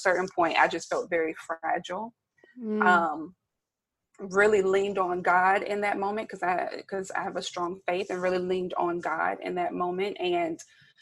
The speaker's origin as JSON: {"language": "English", "town": "Bennettsville", "region": "South Carolina", "country": "United States", "moved": "yes", "lives_now": "Baltimore, United States", "said": "I am a Southern girl. I'm from Bennettsville, South Carolina, very small town."}